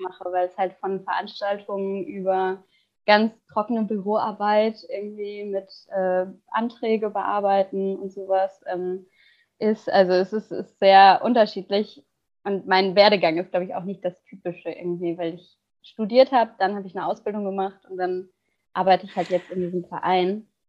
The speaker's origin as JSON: {"language": "German", "area": "Ruhr area", "region": "North Rhine-Westphalia", "country": "Germany", "tie": "born or raised there", "moved": "yes", "lives_now": "Cologne, Germany", "said": "aufgewachsen bin ich im Ruhrgebiet."}